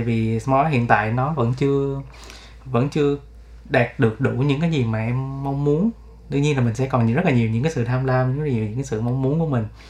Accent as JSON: {"language": "Vietnamese", "region": "Ho Chi Minh City", "country": "Vietnam", "said": "em là người Sài Gòn và em vẫn sống ở Sài Gòn"}